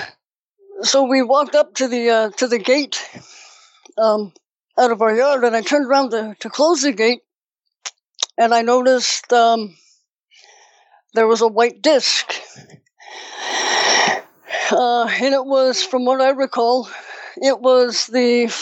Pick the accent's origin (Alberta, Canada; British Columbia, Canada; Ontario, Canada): British Columbia, Canada; Victoria; also born or lived in Langford, British Columbia; I'm from Canada and up here in British Columbia. I grew up for the first part of my life up until my teens in Victoria